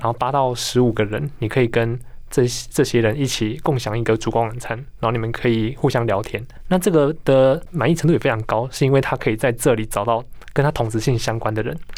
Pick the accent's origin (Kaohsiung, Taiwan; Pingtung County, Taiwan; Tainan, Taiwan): Tainan, Taiwan; 因为我是台南人